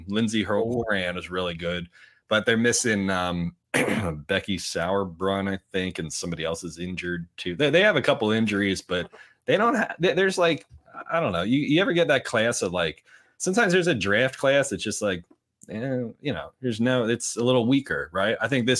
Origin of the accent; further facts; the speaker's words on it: United States; it's weird saying that as an American soccer fan, because we got a lot of guys who are like double and triple nationals.